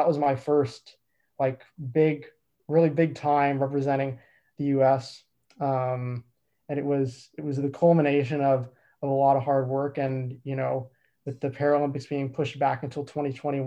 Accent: United States; moved away as an adult; now in Vancouver, Canada; I'm from the United States

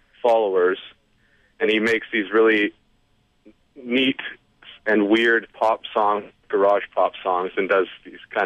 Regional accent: Calgary, Alberta, Canada; I'm from Calgary, actually.

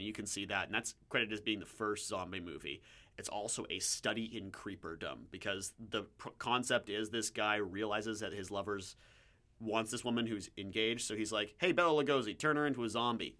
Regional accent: Pittsburgh, Pennsylvania, United States; I'm from Pittsburgh. It makes a lot more sense there.

